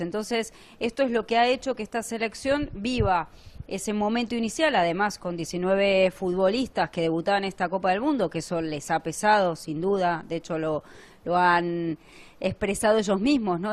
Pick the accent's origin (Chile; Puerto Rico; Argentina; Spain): Argentina; como argentina te lo digo